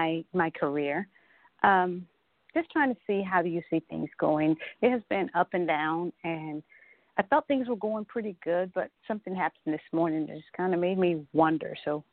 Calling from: Atlanta, Georgia, United States; I'm calling from Atlanta, Georgia.

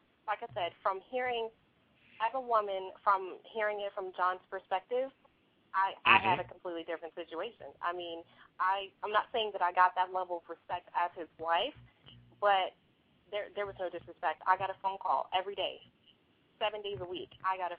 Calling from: Charlotte, North Carolina, United States; I'm calling from Charlotte, North Carolina.

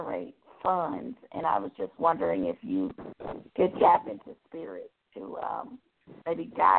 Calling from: Tucker, Georgia, United States; I'm calling from Tucker, Georgia.

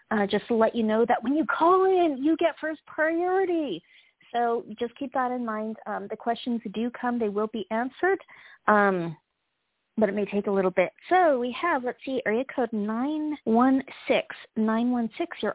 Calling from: California, United States; I'm calling from California.

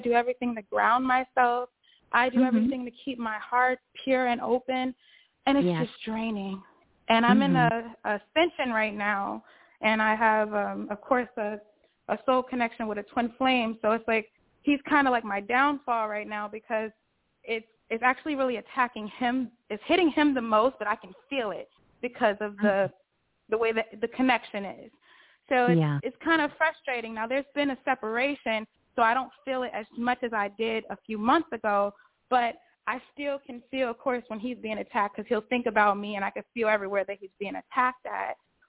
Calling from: Chicago, Illinois, United States; I am calling from Chicago, but I'm moving to Texas very, very soon.

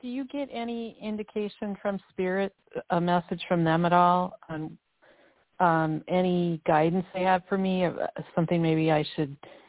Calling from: Minnesota, United States; I'm calling from Minnesota.

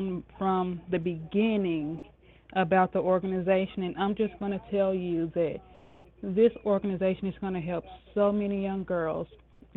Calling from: Spartanburg, South Carolina, United States; I'm calling from Spartanburg, South Carolina

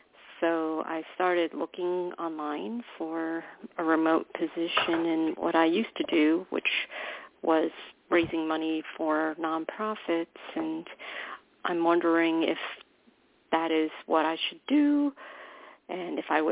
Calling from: New York, United States; I'm calling from New York.

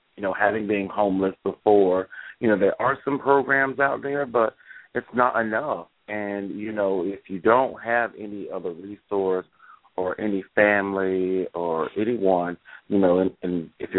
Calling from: Daytona Beach, Florida, United States; Hey. Daytona.

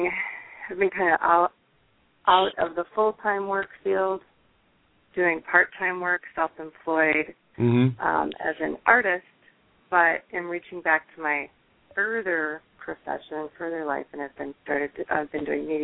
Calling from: Washington, United States; I'm calling from South Puget Sound.

